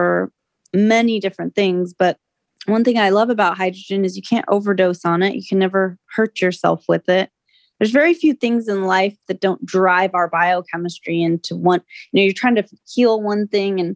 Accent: California, United States

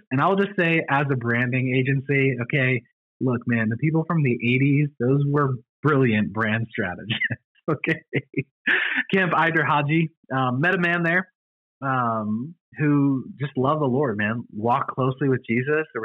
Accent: Illinois, United States; part of Illinois? Because that's where I was raised. Oh, really? Mm-hmm. Uh, a very small town that we lived in called Grayslake. Gray's Lake, up near Chicago. Yep, a lot of my family's from Chicago. Most of my family grew up in Rockford

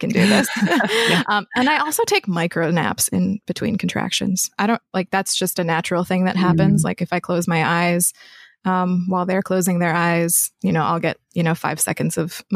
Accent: Rapid City, South Dakota, United States; moved away as an adult; also born or lived in Rosebud Indian Reservation, South Dakota; now in Philadelphia, United States; I was raised in South Dakota. So the two main places that kind of were formative for my childhood were the Rosebud Indian Reservation and then Rapid City, South Dakota.

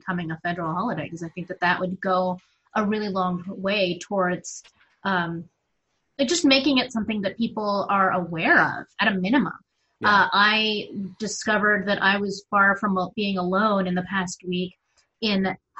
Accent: Arizona, United States; I am from Arizona

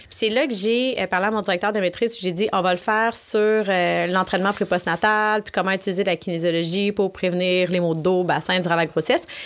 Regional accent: Quebec City, Quebec, Canada; moved away; pour venir m'installer à Québec parce que je venais de Québec

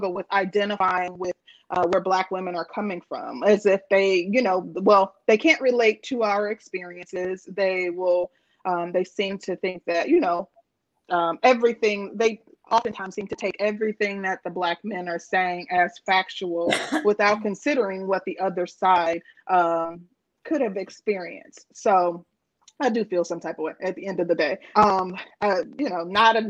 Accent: Midwest, United States; growing up, I was raised in the Midwest

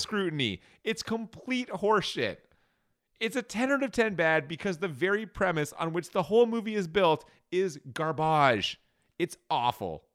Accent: Canada; we're Canadian.

